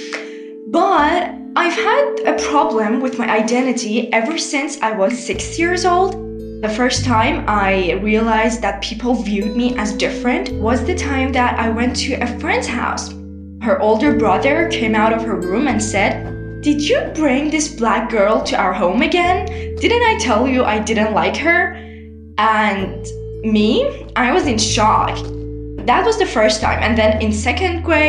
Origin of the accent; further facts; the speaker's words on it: Iran; I viewed myself as Iranian because I was born in Iran. I was born to Iranian parents.